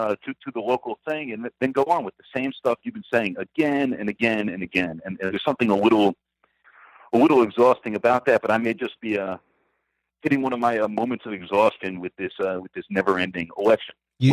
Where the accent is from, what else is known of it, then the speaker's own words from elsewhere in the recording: New York, United States; both as a New Yorker and a Democrat